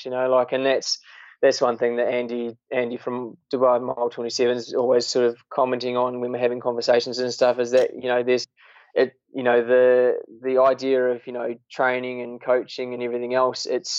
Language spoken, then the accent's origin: English; New Zealand; moved away; I am a Kiwi